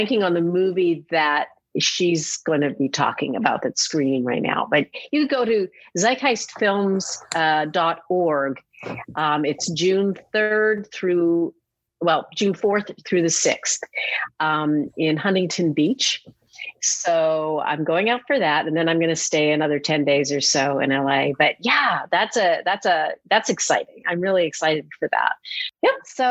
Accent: Edmonton, Alberta, Canada; also born or lived in Manhattan, New York; now in New York, United States; Edmonton, Alberta, my hometown.

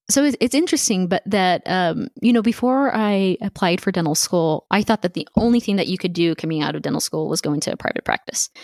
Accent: El Paso, Texas, United States; also born or lived in Houston, Texas; growing up in El Paso, we're, we're a border town

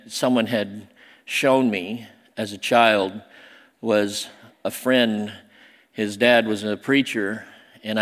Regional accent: Southern Illinois, United States; also born or lived in Seoul, South Korea; I was adopted, raised by rednecks in Southern Illinois. I was adopted from Seoul, Korea, South Korea

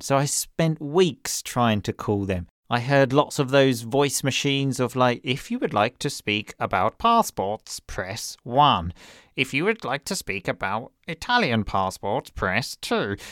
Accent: England, United Kingdom; moved away as an adult; now in Italy; my home country, which is obviously England, and Italy, where I live

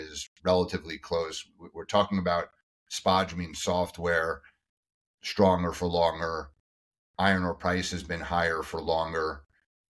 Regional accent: United States; I as an American

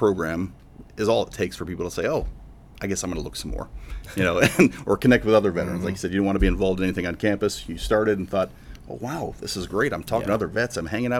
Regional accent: Michigan, United States; I grew up in Michigan

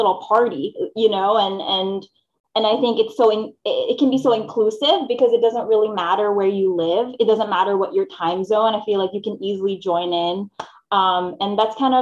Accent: Philippines; moved away; I grew up in the Philippines. So I wasn't born here. I was born in the Philippines.

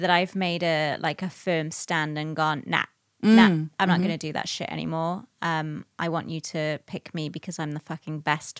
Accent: United Kingdom; I'm female and I'm going to say that I'm mixed race because that's going to give me a better chance than if I say I'm British

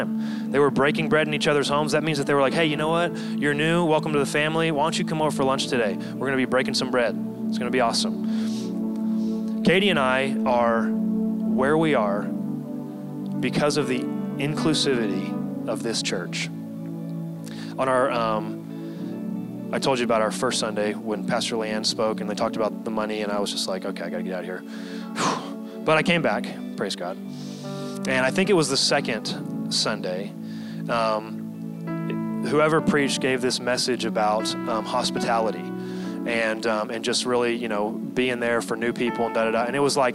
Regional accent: Texas, United States; moved away as an adult; now in San Diego, United States; Texas is where I'm from

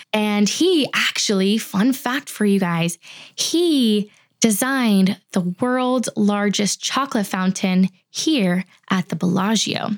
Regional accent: United States; I'm just American

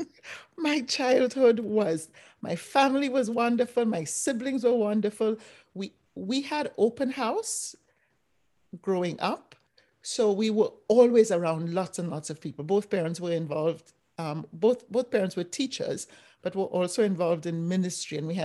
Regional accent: Trinidad & Tobago; moved away as an adult; now in United States; I grew up in Trinidad and Tobago, did my primary school, high school, and undergrad university in the Caribbean, where I grew up

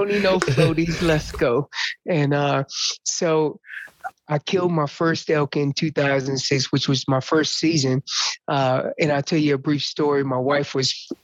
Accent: Orange County, North Carolina, United States; moved away as an adult; also born or lived in Susanville, California; I'm from North Carolina, originally from, I would tell everybody where I'm from, but they probably won't know, but I'll tell you anyways, Orange County, North Carolina, and that's in Gulf is Hillsboro in Chapel Hill kind of areas

